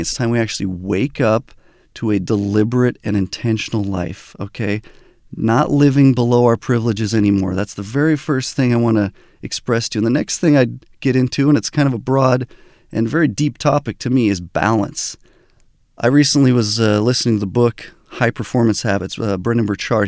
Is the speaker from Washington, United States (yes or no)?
no; Albuquerque, New Mexico, United States; also born or lived in Southern California; I was born in Southern California, but grew up in Albuquerque, New Mexico